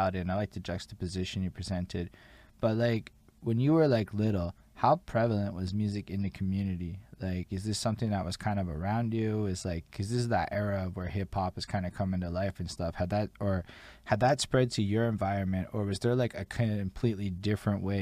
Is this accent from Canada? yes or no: yes; Montreal, Quebec, Canada; I'm from Montreal